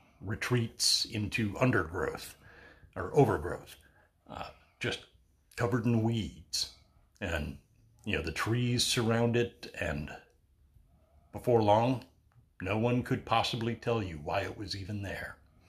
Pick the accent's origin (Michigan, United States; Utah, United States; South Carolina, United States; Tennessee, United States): Michigan, United States; Battle Creek; Hey, way out behind the house I grew up in Battle Creek, there was, in the interzone between the next street and mine